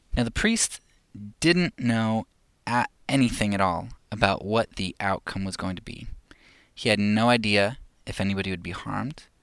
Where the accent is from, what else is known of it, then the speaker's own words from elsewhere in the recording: United States; As, as an American